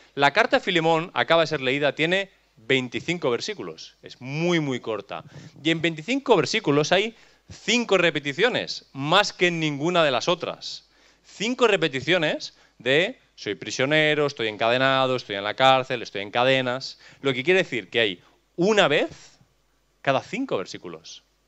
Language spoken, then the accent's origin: Spanish; Catalonia, Spain; No tengo libertad para elegir mi lugar de nacimiento. Cachi, soy catalán